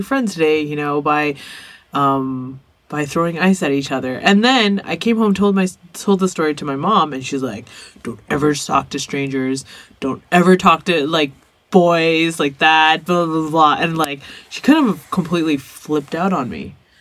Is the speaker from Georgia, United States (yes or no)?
no; Arcadia, California, United States; growing up in Arcadia